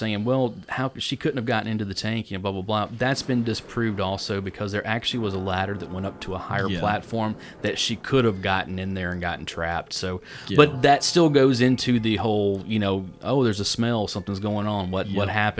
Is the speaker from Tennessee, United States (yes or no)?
yes; Tennessee, United States; we're from Tennessee